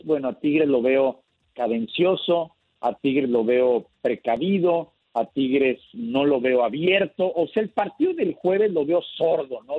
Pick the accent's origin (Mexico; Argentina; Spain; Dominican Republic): Mexico; así somos los mexicanos